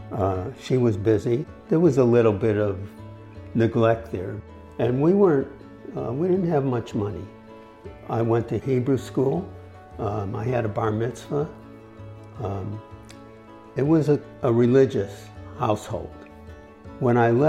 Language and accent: English; Hartford, Connecticut, United States; I was born in Hartford, Connecticut. We had a totally different way of living as kids.